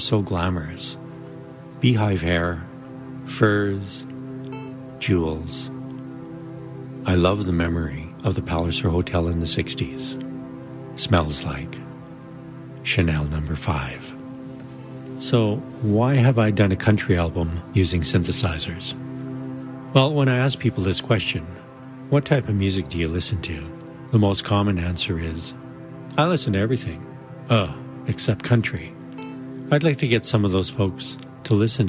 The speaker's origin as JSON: {"language": "English", "town": "Rainier", "region": "Alberta", "country": "Canada", "tie": "born or raised there", "also_born_or_lived": "Brooks, Alberta", "said": "I grew up on a potato farm in Rainier, Alberta, Canada"}